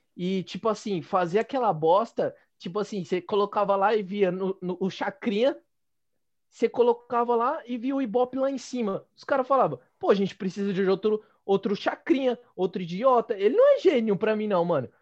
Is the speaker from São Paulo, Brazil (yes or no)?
yes; Penha, São Paulo, Brazil; eu sou da Penha, né? A minha mãe sempre disse que eu sou da Penha